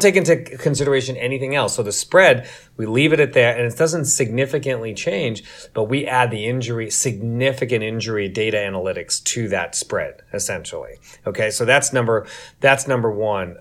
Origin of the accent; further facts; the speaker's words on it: New York, United States; I grew up in New York